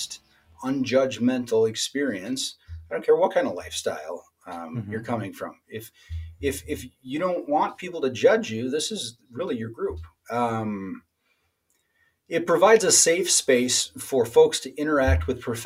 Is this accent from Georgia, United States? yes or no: no; Minnesota, United States; as a Minnesotan, as a Northerner